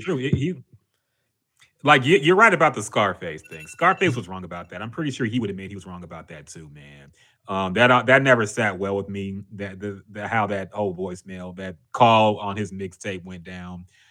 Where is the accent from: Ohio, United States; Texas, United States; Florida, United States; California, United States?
Texas, United States; Houston; I'm from here, man. I'm from Houston